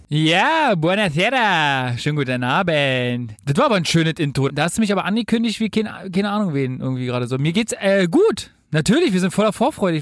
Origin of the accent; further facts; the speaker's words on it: Berlin, Germany; ich als Urberliner